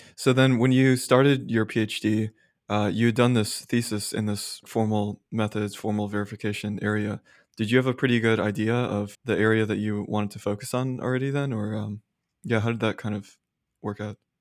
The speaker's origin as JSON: {"language": "English", "town": "Austin", "region": "Texas", "country": "United States", "tie": "born or raised there", "also_born_or_lived": "Philadelphia", "moved": "as an adult", "said": "I grew up in Austin"}